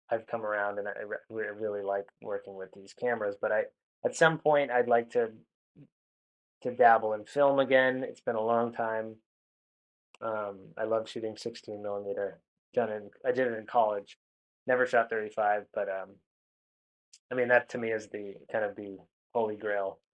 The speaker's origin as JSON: {"language": "English", "region": "New England", "country": "United States", "tie": "born or raised there", "said": "I grew up in New England where there's a lot of atmospheric conditions, a lot of weather conditions."}